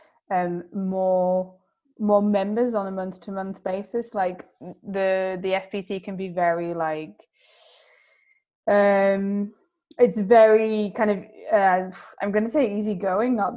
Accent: Yorkshire and the Humber, United Kingdom; As a Yorkshire girl

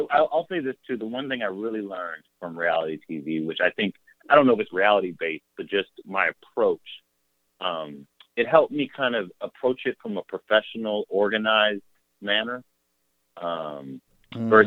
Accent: Mississippi, United States; I was coming from Mississippi. I'd finished college

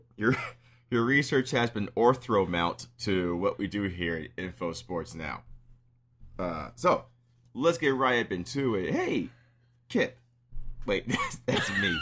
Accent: United States; I'm an American

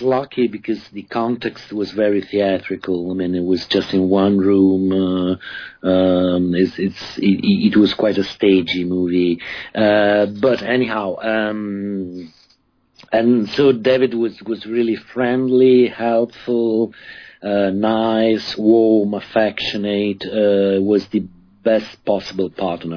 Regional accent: Rome, Lazio, Italy; I grew up in Rome mostly. I grew up in Rome

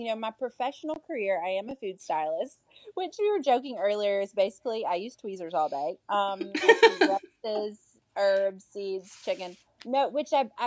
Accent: Alabama, United States; I was raised in the deep South. I was raised in Alabama by a very Southern mama

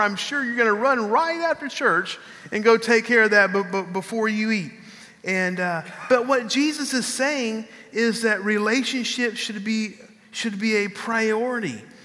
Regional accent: San Marcos, Texas, United States; when I was growing up in San Marcos, Texas, I lived

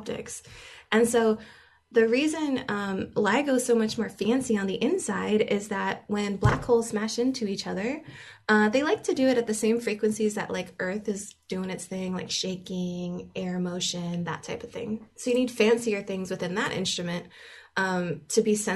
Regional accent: Hawaii, United States; moved away; I'm from Hawaii

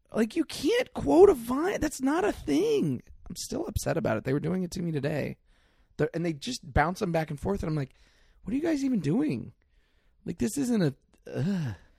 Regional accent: Mill Valley, California, United States; I'm from Mill Valley

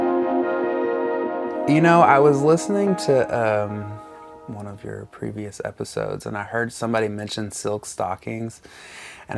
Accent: North Alabama, United States; I grew up in North Alabama in a tiny town

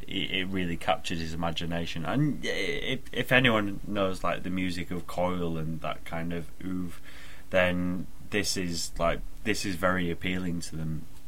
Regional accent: United Kingdom; accent: northern; moved away; Been up north visiting my family, so my accent might sound a little bit thicker than it usually does.

